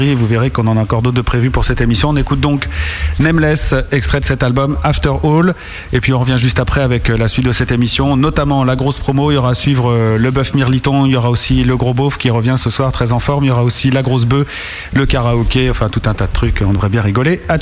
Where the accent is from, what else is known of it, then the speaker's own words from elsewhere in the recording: Paris, Île-de-France, France; Non, c'est parce que je suis un chinois du 13 ème